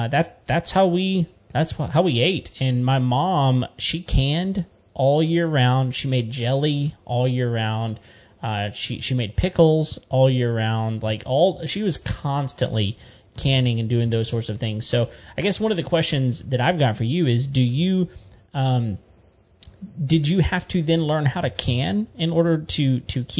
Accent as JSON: {"language": "English", "region": "Central Texas", "country": "United States", "tie": "born or raised there", "said": "I grew up, I was born in Central Texas"}